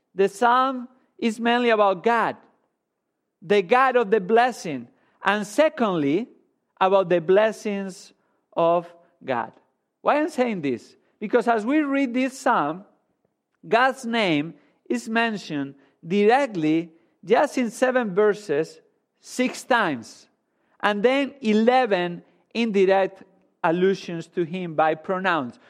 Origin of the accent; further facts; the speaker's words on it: Spain; moved away as an adult; I grew up in Spain